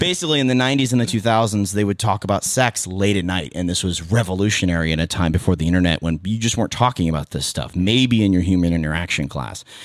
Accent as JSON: {"language": "English", "town": "Petaluma", "region": "California", "country": "United States", "tie": "born or raised there", "said": "born and raised in Petaluma"}